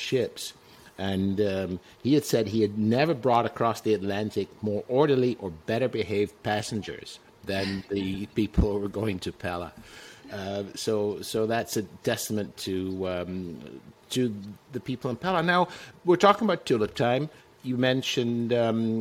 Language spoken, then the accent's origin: English; Netherlands; moved away; I grew up in Holland.